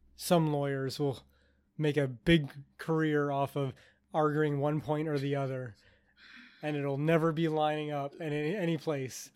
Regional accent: Canada; I'm Canadian

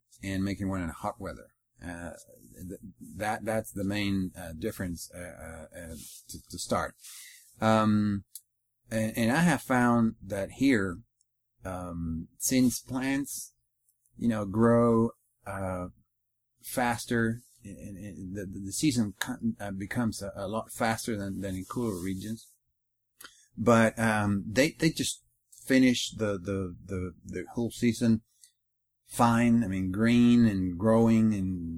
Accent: Chile; moved away as an adult; now in Texas, United States; I come from Chile, the country in South America. I arrived last year

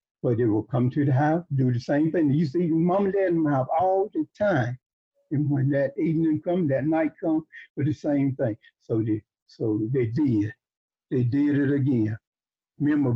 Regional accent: Reelsburg, United States; I was born in Reelsburg

